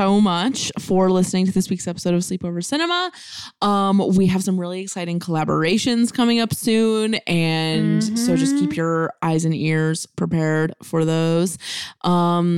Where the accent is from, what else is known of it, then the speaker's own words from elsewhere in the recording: United States; we're American